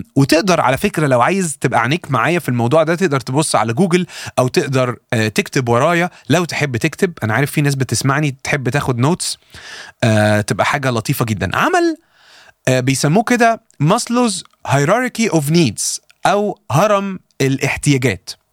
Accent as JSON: {"language": "Arabic", "country": "Egypt"}